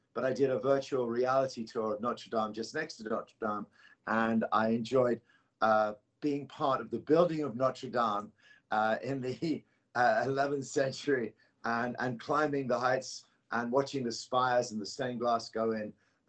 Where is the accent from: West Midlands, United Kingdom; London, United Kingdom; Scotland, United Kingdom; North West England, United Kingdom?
London, United Kingdom; Although I'm from London.